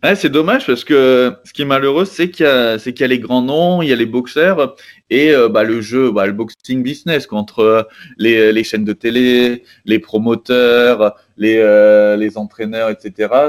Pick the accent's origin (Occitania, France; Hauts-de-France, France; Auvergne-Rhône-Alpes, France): Hauts-de-France, France; Arras; je suis originaire, euh, du, nord de la France, quoi, d'Arras